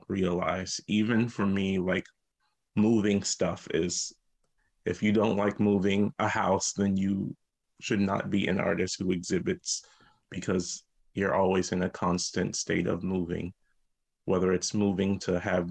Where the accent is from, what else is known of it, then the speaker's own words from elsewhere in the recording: Lincolnville, South Carolina, United States; moved away; I grew up in a small town called Lincolnville, South Carolina. It's right outside Charleston.